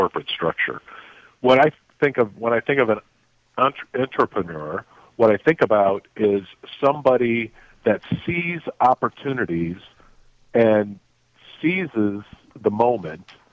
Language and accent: English; South Bend, Indiana, United States; moved away as an adult; also born or lived in South Africa / Taiwan; I grew up in South Bend, Indiana